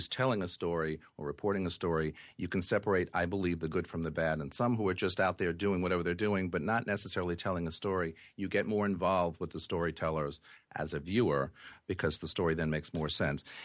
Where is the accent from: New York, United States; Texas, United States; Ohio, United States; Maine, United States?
New York, United States; growing up in New York